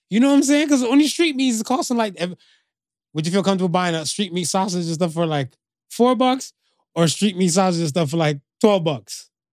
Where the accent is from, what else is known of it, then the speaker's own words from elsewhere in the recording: United States; also born or lived in Canada / Jamaica (ancestry); I grew up in America